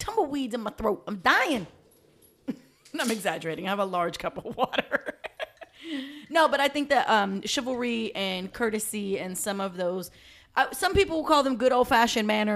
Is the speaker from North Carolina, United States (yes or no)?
no; New York, United States; I'm from New York. I'm from the hood in New York